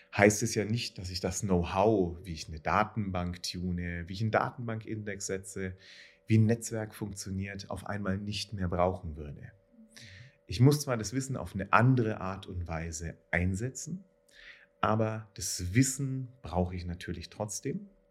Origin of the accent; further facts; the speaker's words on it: Nuremberg, Bavaria, Germany; ich komme ja aus Nürnberg, was auch ein sehr enterprise-lastiges Umfeld ist